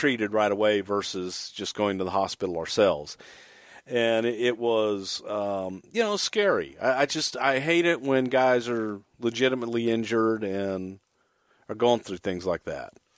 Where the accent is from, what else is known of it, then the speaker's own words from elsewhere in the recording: Houston, Texas, United States; also born or lived in El Paso, Texas; I was born in El Paso, grew up in Houston